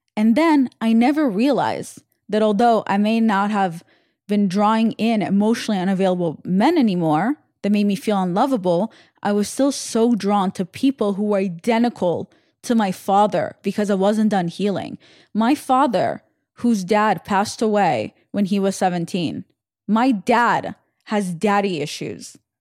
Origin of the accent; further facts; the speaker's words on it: Russia; when I was born in Russia, my father was in the Navy, in the Russian Navy